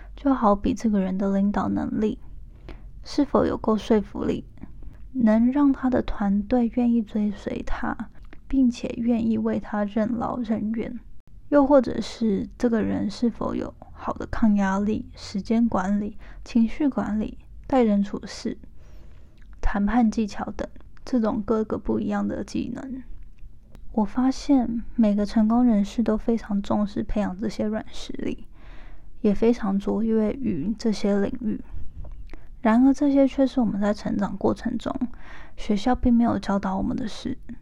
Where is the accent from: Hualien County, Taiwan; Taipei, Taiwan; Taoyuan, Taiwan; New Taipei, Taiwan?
Hualien County, Taiwan; Hualien; moved away as an adult; now in United States; 我是一个出生于台湾花莲，没错，就是那个大家都说好山好水好无聊的后山净土